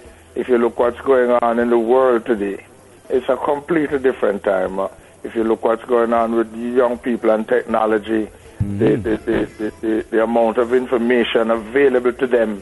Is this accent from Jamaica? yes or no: yes; Jamaica; manners is a very important thing in us growing up in Jamaica